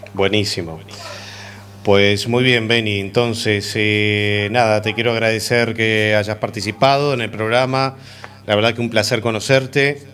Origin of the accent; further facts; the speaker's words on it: Uruguay; Soy uruguayo